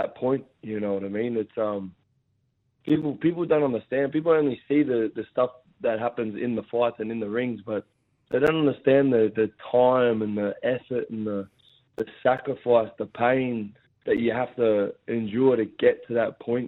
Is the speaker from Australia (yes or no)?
yes; Gosford, New South Wales, Australia; Gosford Stadium, my hometown in the Central Coast.